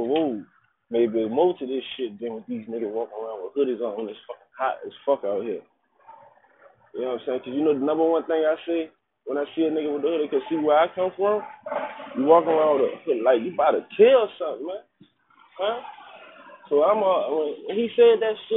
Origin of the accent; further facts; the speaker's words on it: New Orleans, Louisiana, United States; I'm from New Orleans